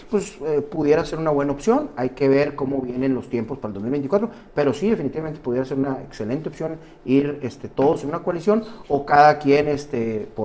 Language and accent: Spanish; Sonora, Mexico; espero y tengo toda la fe como sonorense que sea el mejor gobernador de la historia